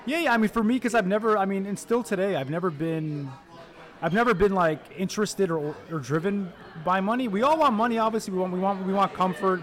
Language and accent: English; Detroit, Michigan, United States; also born or lived in Egypt / Miami, Florida / Dearborn; I grew up in Detroit on, on the west side of the city. Uh, was raised in Detroit and Dearborn